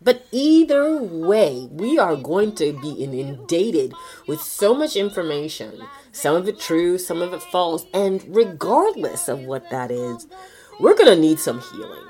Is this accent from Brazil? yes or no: no; Toronto, Ontario, Canada; I am from Toronto, Canada, born and raised.